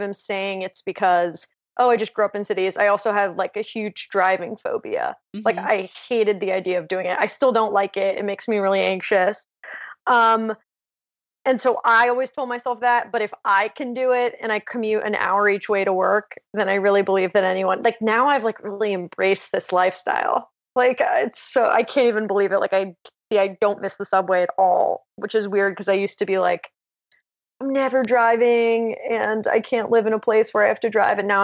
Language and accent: English; San Francisco, California, United States; moved away as an adult; also born or lived in Boston / New York; now in Los Angeles, United States; I grew up in San Francisco where I didn't learn how to drive